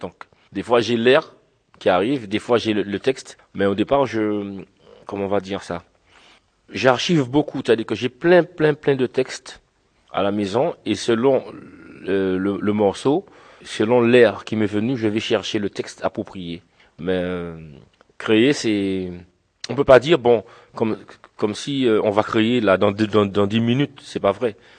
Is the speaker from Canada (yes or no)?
no; Le François, Martinique; je viens de la Martinique, je suis franciscain, balarien. Alors franciscain parce que je suis du François